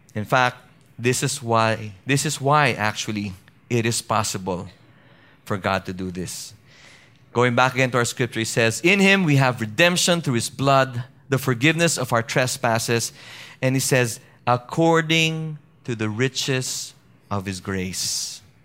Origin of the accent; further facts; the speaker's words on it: Baguio, Cordillera Administrative Region, Philippines; where I, I, I grew up with in Baguio City